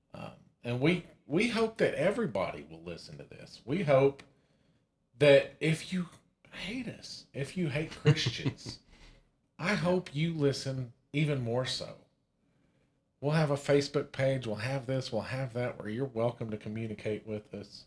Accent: Amarillo, Texas, United States; We're born and raised in Amarillo, Texas.

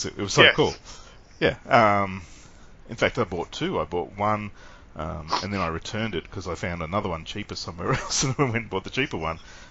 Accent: Sydney, New South Wales, Australia; I grew up in Sydney

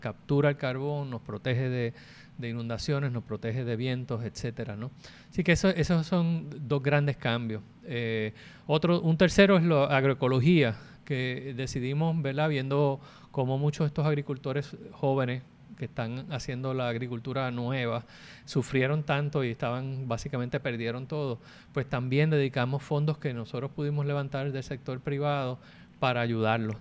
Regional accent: Puerto Rico

